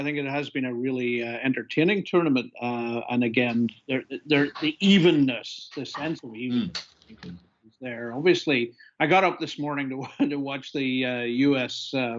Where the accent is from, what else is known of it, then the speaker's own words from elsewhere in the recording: Belfast, Northern Ireland, United Kingdom; moved away as an adult; also born or lived in New York / Baltimore; I'm a Spurs fan from Belfast, but I'm currently in Baltimore